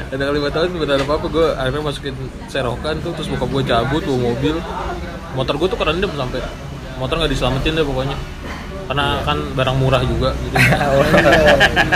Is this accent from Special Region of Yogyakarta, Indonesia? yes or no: no; Bekasi, West Java, Indonesia; gue dari Bekasi dari dulu kan gue tinggal di Pondok Gede Permai